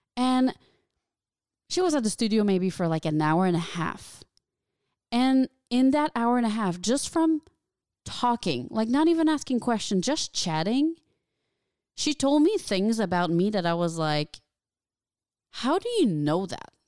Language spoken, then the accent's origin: English; small town near Valleyfield, Quebec, Canada; moved away as an adult; now in Los Angeles, United States; there's my hometown, which is, like, what, forty thousand people